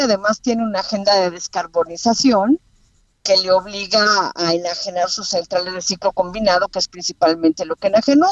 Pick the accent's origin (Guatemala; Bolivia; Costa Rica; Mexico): Mexico; yo como mexicana